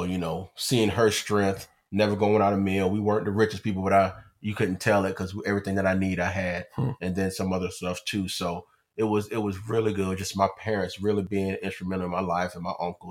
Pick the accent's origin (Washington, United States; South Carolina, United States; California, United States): South Carolina, United States; Orangeburg; I am from Orangeburg, South Carolina, born and raised